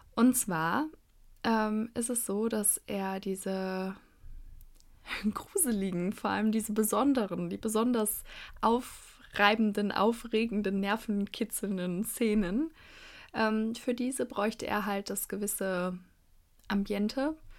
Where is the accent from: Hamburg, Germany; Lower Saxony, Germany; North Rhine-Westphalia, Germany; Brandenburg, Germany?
North Rhine-Westphalia, Germany; Cologne; als Kölnerin